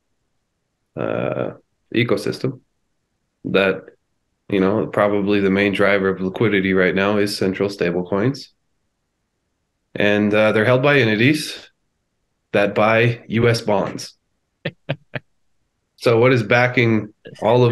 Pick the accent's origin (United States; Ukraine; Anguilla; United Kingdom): United States; I'm an American